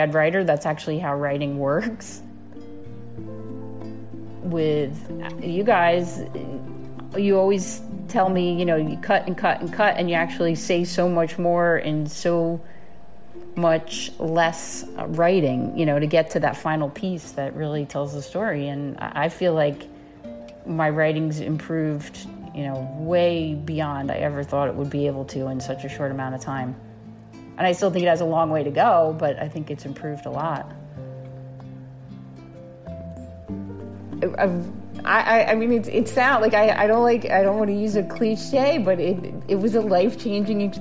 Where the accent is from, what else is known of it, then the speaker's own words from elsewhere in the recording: Orange County, New York, United States; I grew up in New York State, about an hour north of New York City in Orange County, New York.